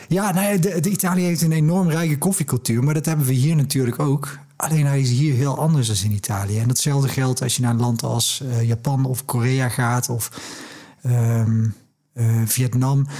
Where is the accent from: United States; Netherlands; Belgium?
Netherlands; als Nederlanders